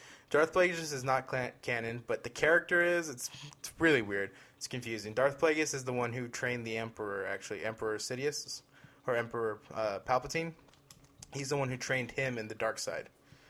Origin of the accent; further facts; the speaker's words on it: Queens, New York, United States; I'm from Queens.